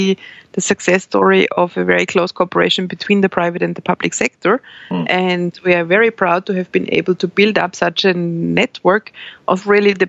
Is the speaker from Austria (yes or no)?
yes; Austria; moved away as an adult; also born or lived in Brussels, Belgium; I started economics in Austria, in my home country